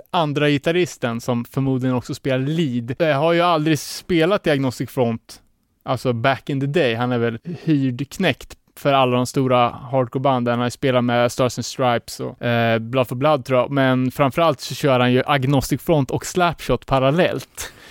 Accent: Cuba; now in Sweden; och jag är från Kuba.

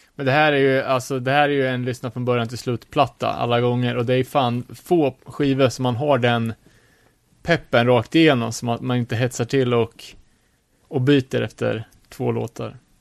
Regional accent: Sweden; här sitter vi som svenskar, världens mest sekulariserade land

